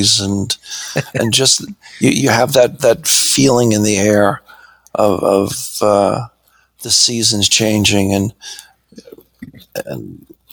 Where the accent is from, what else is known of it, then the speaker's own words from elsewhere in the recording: Boston, Massachusetts, United States; I grew up in West Roxbury.